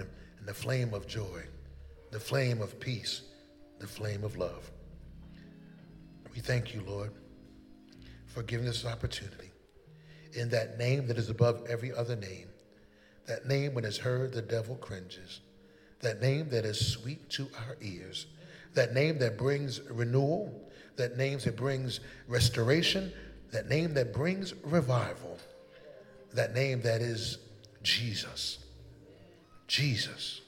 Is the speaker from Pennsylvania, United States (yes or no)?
yes; Philadelphia, Pennsylvania, United States; moved away as an adult; also born or lived in Los Angeles; Philadelphia, where I'm from, and born and raised in West Philadelphia.